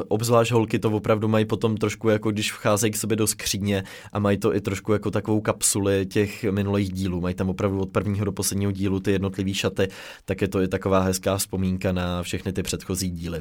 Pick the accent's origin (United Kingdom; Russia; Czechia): Czechia; my jako Češi